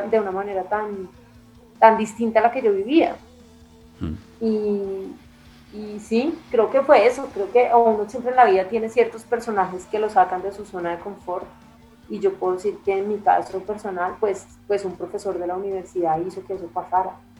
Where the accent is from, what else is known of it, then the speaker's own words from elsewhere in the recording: Bogotá, Colombia; yo soy una bogotana de papá italiano, que estudié en un colegio que es el Leonardo da Vinci